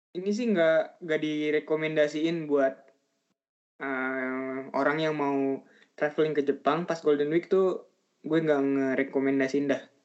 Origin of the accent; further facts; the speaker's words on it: Indonesia; Dari Indonesia